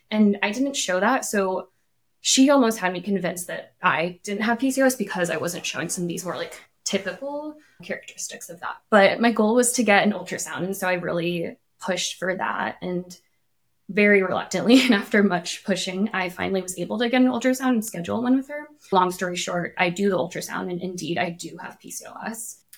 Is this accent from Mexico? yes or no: no; Illinois, United States; also born or lived in Japan; Before this, I grew up partially in Illinois, partially in Japan.